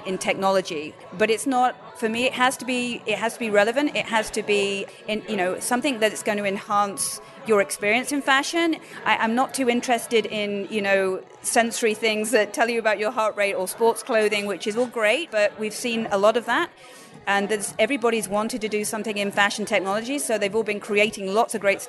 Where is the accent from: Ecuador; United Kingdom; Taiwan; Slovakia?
United Kingdom; now in Montreal, Canada; I'm British